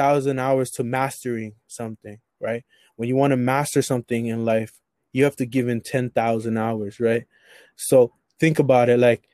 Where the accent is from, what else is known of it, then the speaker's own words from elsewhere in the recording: Toronto, Ontario, Canada; I was born in Toronto